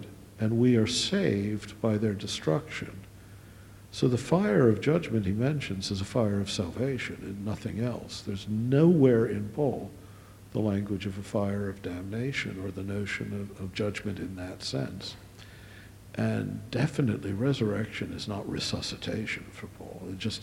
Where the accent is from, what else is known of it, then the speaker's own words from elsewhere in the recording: Maryland, United States; I come from Maryland, the land of Episcopalians and Jesuit-educated Catholics